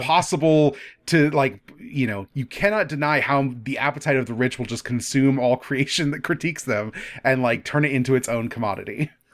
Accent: United States; being an American

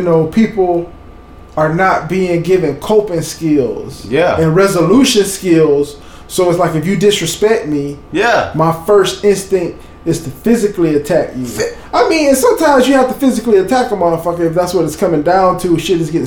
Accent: Bradenton, Florida, United States; I grew up in a beach community. I'm from Bradenton

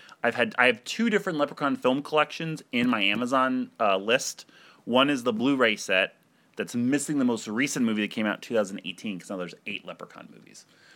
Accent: Ohio, United States; born there; moved away; I was born in Ohio, and I moved to Florida, you know, to two meth capitals of the world.

